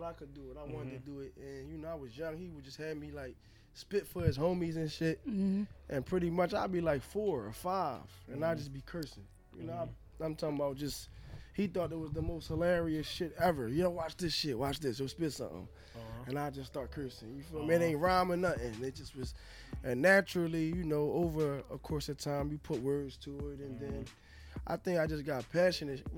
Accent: Philadelphia, Pennsylvania, United States; I'm from uptown. I lived uptown majority of my life

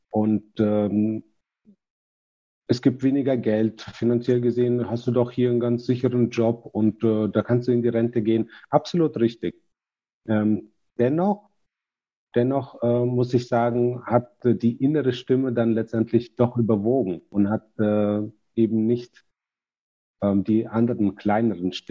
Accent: Kazakhstan; now in Germany; Und äh, mein äh, Vater zum Beispiel, wir sind äh, aus Kasachstan nach Deutschland gekommen.

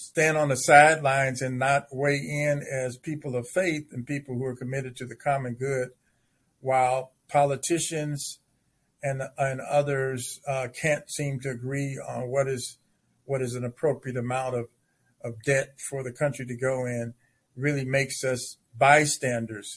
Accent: Chicago, Illinois, United States; now in Indiana, United States; my own pastor when growing up in Chicago

